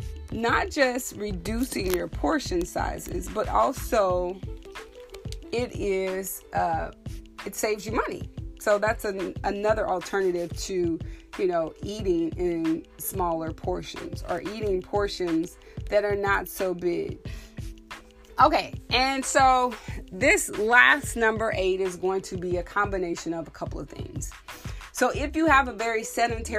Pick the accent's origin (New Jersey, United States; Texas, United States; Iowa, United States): Texas, United States; I'm from Texas